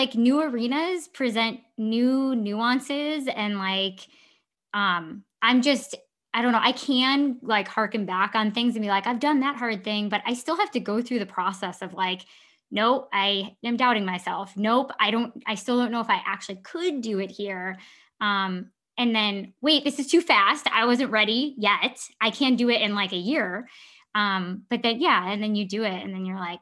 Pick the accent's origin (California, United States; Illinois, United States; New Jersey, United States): Illinois, United States; Libertyville; growing up in Libertyville